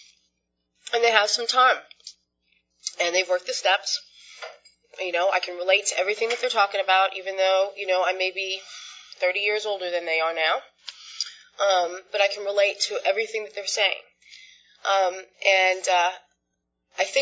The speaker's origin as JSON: {"language": "English", "town": "Sag Harbor", "region": "New York", "country": "United States", "tie": "born or raised there", "said": "I grew up on Long Island in a town called Sag Harbor"}